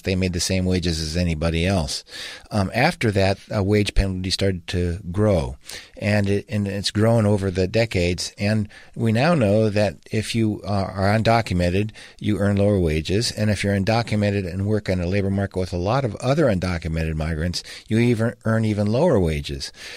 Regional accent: Washington, United States; I grew up in Washington State

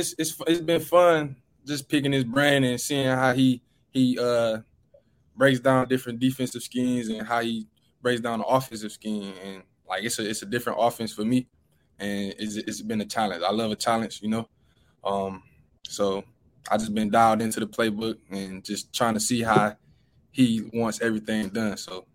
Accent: Michigan, United States; You know, I'm from Michigan, so coming down here in the heat was one thing.

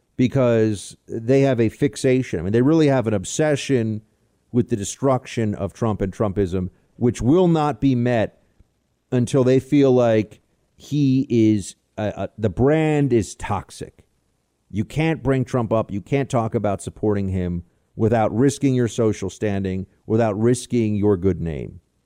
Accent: New York City, New York, United States; I'm a New Yorker through and through, grew up here, whole family's here

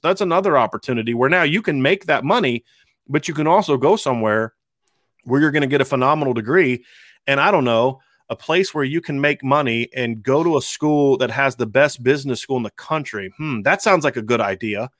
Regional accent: Ohio, United States; moved away; also born or lived in Pennsylvania; I'm from Ohio

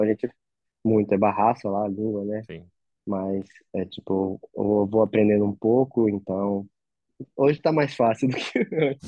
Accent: Acre, Brazil; moved away; also born or lived in Rio de Janeiro; Que eu sou do Acre, um lugar muito longe

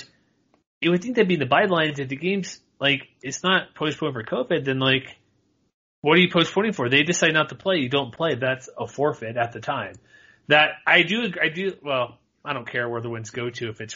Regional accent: Texas, United States; moved away; I grew up in Texas

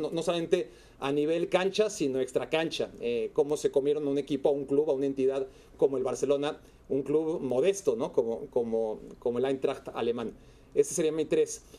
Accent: Mexico; Como mexicano

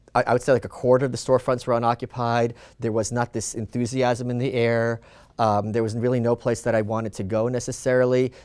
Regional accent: New York, United States; also born or lived in Soviet Union (Ukraine); now in Austin, United States; I'm a New Yorker

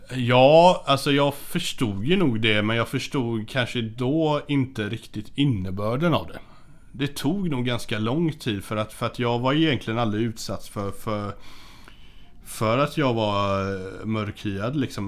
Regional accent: Hindås, Västra Götaland, Sweden; jag växte upp i Hindås. Eh, som är, eh, ligger mellan eh, Göteborg och Borås

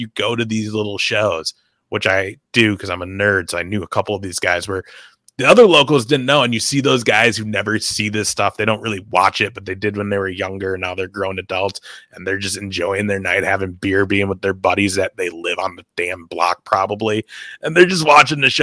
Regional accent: Minnesota, United States; being a Minnesota kid growing up and seeing AWA

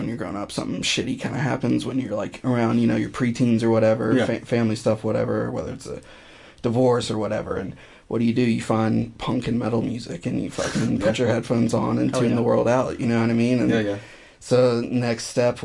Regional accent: North Carolina, United States; also born or lived in Greensboro, North Carolina; I'm from North Carolina originally. I moved around for a bit after 18 or so. And I've been in Greensboro for the past almost 5 years

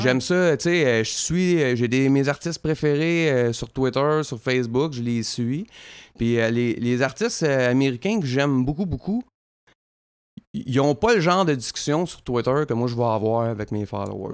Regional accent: Drummondville, Quebec, Canada; je viens de Drummondville. Chez nous, là, c'est populaire en tabaslac, la musique

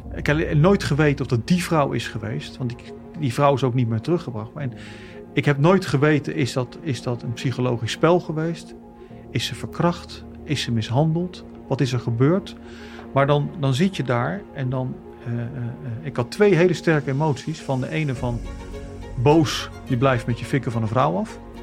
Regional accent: The Hague, South Holland, Netherlands; also born or lived in Kosovo; Opgegroeid in, in Den Haag.

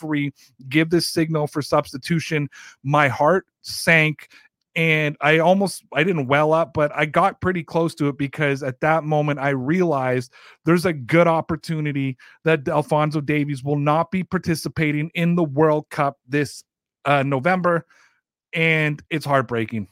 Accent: Canada; my home country of Canada, and my ancestry of Germany

